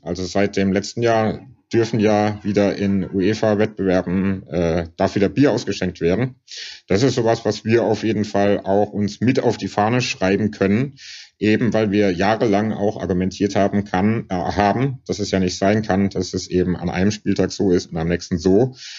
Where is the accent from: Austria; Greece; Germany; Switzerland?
Germany; Karlsruhe, Baden-Württemberg; moved away as an adult; now in Berlin, Germany; Ich bin in Karlsruhe aufgewachsen